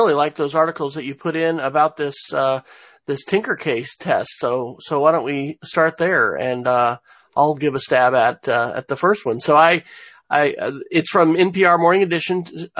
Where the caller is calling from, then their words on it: Oklahoma City, Oklahoma, United States; I'm joining from Oklahoma City, where we are having some spring weather